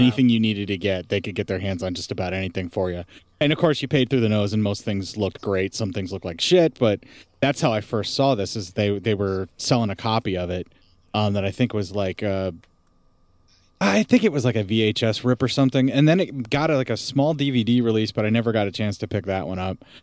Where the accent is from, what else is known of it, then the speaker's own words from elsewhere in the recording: Appalachia, United States; so far up in the mountains where I lived, you know, like in the Appalachia